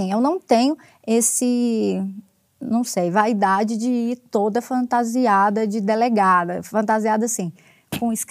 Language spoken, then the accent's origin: Portuguese; Goiás, Brazil; moved away as an adult; also born or lived in Distrito Federal; now in Brasília, Brazil; Eu sou de Goiás